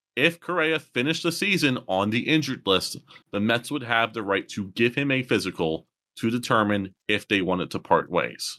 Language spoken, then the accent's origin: English; Pittsburgh, Pennsylvania, United States; I was born in Pittsburgh